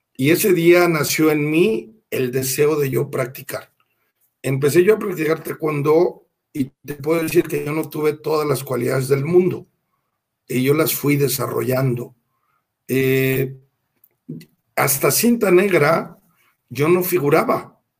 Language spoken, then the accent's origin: Spanish; Querétaro, Mexico; moved away as an adult; now in León, Mexico; yo soy queretano